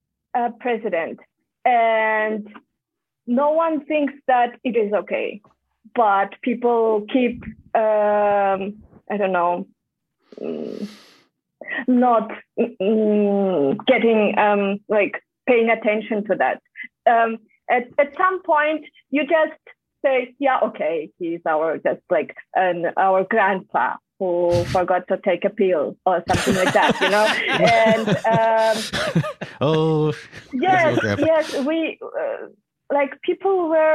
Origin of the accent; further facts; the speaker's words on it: Taldykorgan, Almaty Region, Kazakhstan; English is a second language; now in Austria; I am from Almaty. But not like, okay, I will tell you. There is a city called Taldykorgan. It's 280 kilometers from Almaty. And for Kazakhstan, it's not that far away.